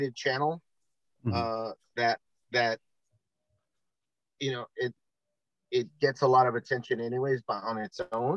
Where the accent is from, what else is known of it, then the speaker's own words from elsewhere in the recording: California, United States; we're from California